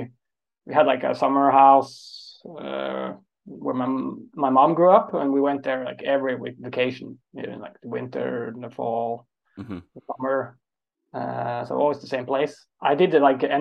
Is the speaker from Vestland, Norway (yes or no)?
no; Oslo, Norway; also born or lived in Trondheim; I'm from Oslo. So I'm born and raised in the capital.